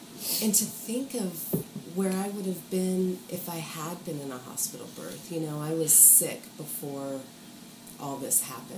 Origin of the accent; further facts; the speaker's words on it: Mississippi, United States; also born or lived in Kentucky; And then by the time I was school age, we were in Mississippi.